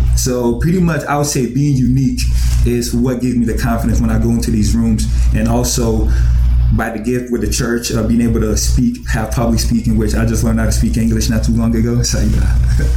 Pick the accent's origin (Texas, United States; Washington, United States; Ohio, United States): Ohio, United States; Columbus; born or raised there; also born or lived in Ghana